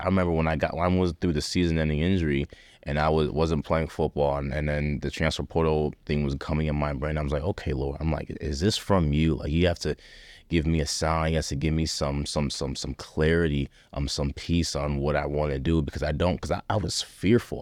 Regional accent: Rochester, New York, United States; moved away as an adult; growing up in Rochester, New York

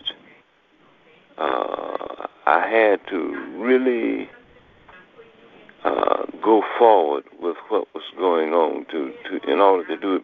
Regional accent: Lake City, Florida, United States; also born or lived in Jacksonville, Florida; my hometown

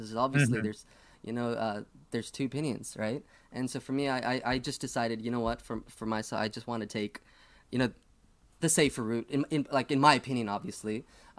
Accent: Toronto, Ontario, Canada; now in Thunder Bay, Canada; And so this is when I moved to Thunder Bay, where I'm currently at from Toronto.

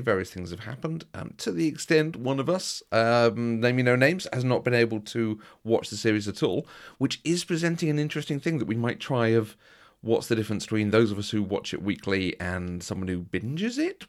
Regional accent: United Kingdom; we're very British

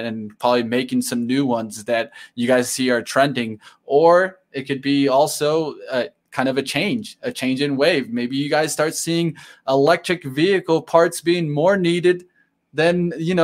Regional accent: Detroit, Michigan, United States; We're from Detroit.

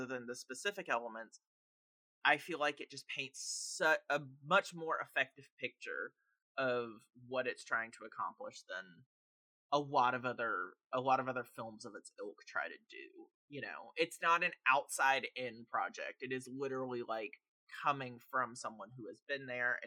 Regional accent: the South, United States; up in the South, growing up with a family that came out from kind of the middle of nowhere, Tennessee

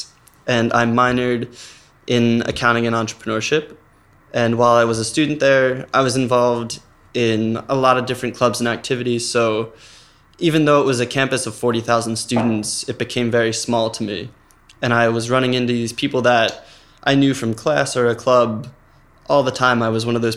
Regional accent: Norristown, Pennsylvania, United States; I'm from Norristown, Pennsylvania, which is 40 minutes outside Philadelphia

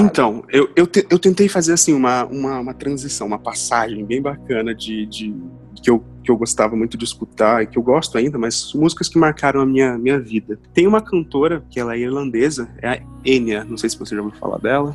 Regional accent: Londrina, Paraná, Brazil; first language Portuguese; also born or lived in Curitiba; eu nasci em Londrina, sou londrinense, fui criado sempre no centro de Londrina

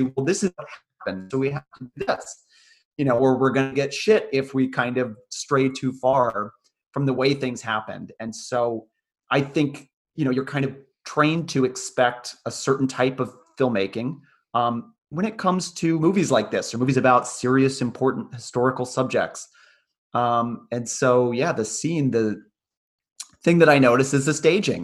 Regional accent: United States; me growing up you know born in the 80s after these events in america

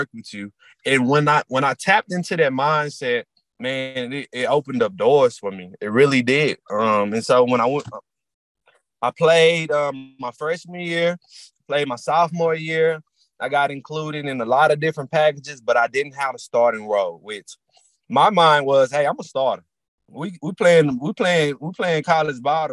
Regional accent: Dallas, Texas, United States; growing up in Dallas

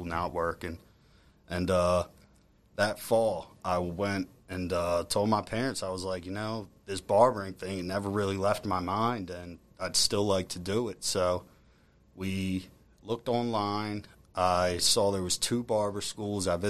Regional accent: Ridley, Pennsylvania, United States; I'm born and raised in Ridley

